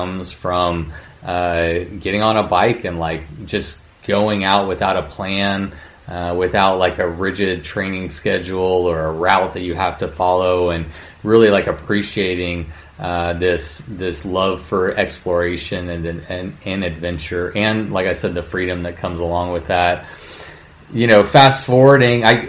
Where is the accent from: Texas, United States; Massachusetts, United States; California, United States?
Texas, United States; College Station; I grew up in Bryan College Station